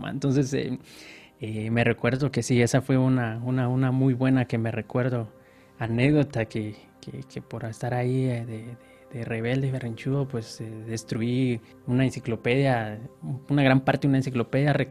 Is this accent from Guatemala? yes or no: yes; Guatemala City, Guatemala Department, Guatemala; born there; De nacimiento, Guatemala, Guatemala. Guatemala, Guatemala.